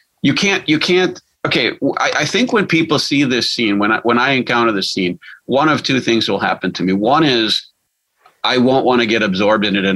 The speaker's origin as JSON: {"language": "English", "town": "Milwaukee", "region": "Wisconsin", "country": "United States", "tie": "born or raised there", "said": "When I was a boy, I grew up in Milwaukee"}